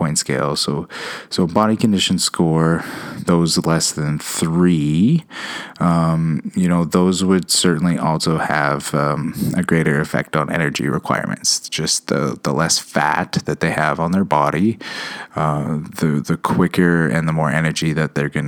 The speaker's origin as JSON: {"language": "English", "country": "Canada", "said": "I am Canadian."}